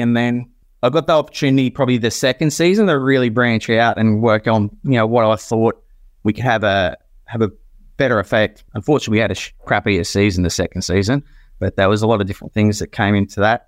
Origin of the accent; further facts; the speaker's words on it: Queensland, Australia; also born or lived in Port Adelaide; born and bred in Queensland